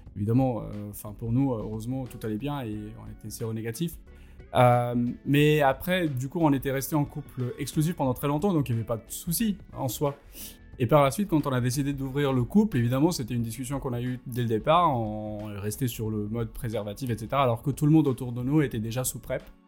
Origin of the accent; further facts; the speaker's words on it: India; moved away as an adult; quand j'ai quitté l'Inde